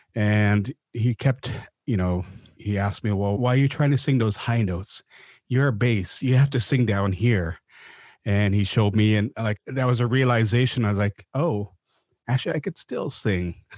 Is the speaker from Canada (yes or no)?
yes; Vancouver, British Columbia, Canada; also born or lived in Mount Currie; they finally settled in Vancouver when I was about four years old, so I grew up in East Van on, up in Mount Pleasant near Main Street